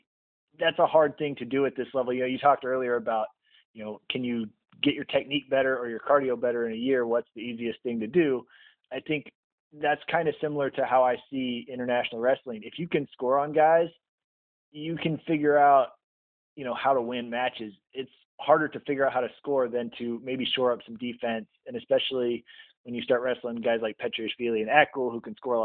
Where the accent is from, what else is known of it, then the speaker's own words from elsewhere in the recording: United States; as an American